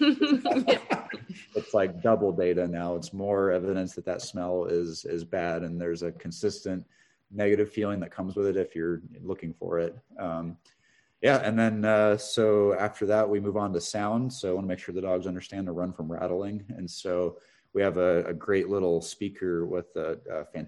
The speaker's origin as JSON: {"language": "English", "region": "Northern California", "country": "United States", "tie": "born or raised there", "said": "I grew up in Northern California in a rural area, part of the state that has a lot of rattlesnakes"}